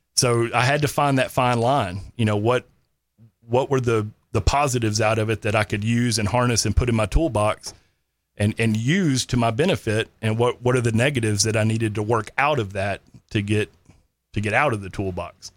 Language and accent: English; Granbury, Texas, United States; also born or lived in Kerrville, Texas; grew up North Texas, uh, graduated Granbury High School, um, lived on the Brazos River in Lake Granbury pretty much my whole life